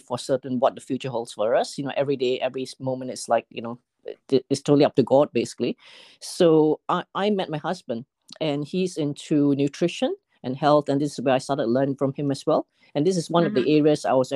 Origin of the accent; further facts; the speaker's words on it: Malaysia; moved away as an adult; now in United Kingdom; I was born in Malaysia, and I spent about 20 plus years there before coming over to the UK.